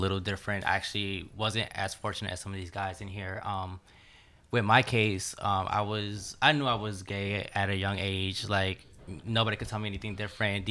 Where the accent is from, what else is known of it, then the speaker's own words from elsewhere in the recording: Jersey City, New Jersey, United States; I grew up in Jersey City.